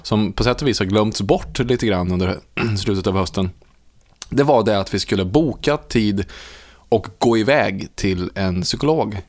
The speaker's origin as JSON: {"language": "Swedish", "town": "Munkfors", "region": "Värmland", "country": "Sweden", "tie": "born or raised there", "said": "bygden som jag växte upp i, alltså Munkfors"}